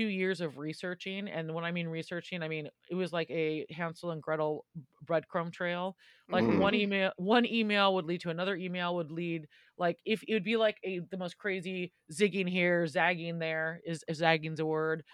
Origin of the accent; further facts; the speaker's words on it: California, United States; moved away as an adult; now in London, United Kingdom; I'm from California